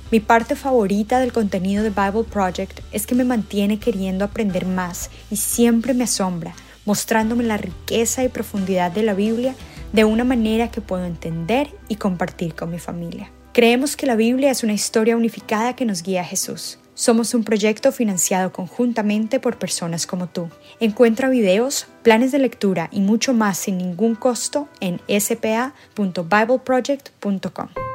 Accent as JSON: {"language": "Spanish", "region": "Bogotá", "country": "Colombia", "said": "soy de Bogotá, Colombia"}